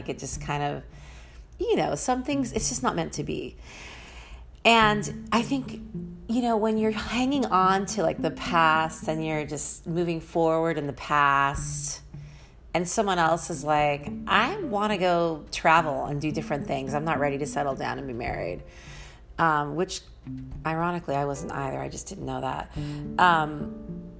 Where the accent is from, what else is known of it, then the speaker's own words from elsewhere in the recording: San Francisco, California, United States; also born or lived in Los Angeles, California; I used to have an ego being a San Franciscan